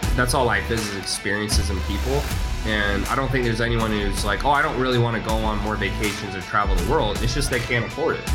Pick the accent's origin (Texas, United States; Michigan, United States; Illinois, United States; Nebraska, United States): Texas, United States; Houston; also born or lived in Salt Lake City, Utah; And then we moved to Houston